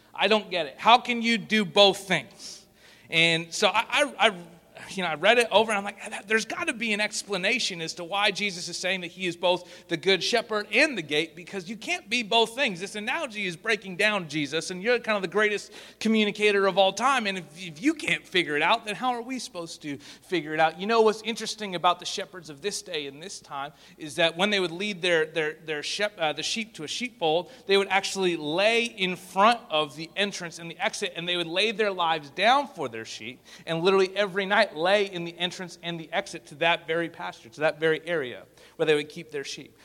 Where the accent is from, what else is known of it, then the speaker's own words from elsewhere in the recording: Spruce Grove, Alberta, Canada; I'm from Spruce Grove, Alberta, which is just 15 minutes outside of uh, Edmonton